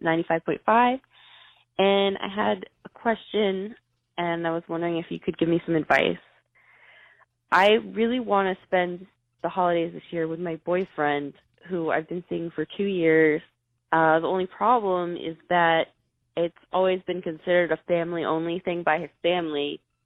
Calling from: Springfield, Missouri, United States; I'm calling from Springfield, Missouri.

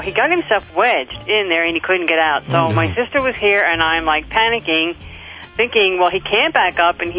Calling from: Pennsylvania, United States; I'm from Shermerkishel, Pennsylvania.

